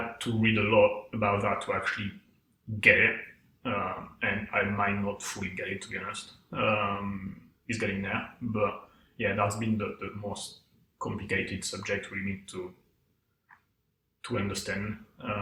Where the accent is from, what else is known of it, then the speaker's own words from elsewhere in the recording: south of France, France; moved away; I come from, like, the south of France, in a small town, like 1,500 people ish.